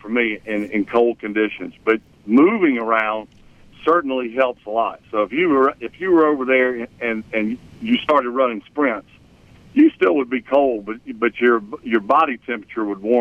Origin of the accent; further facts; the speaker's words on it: Mississippi, United States; moved away; growing up in Mississippi